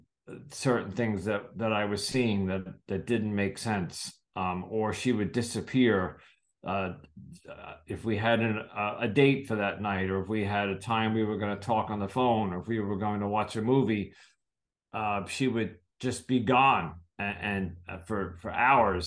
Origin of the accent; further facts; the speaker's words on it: United States; I'm from the United States